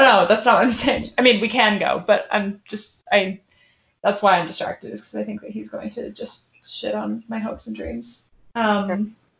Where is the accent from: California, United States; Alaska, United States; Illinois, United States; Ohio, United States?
Alaska, United States; I'm from Alaska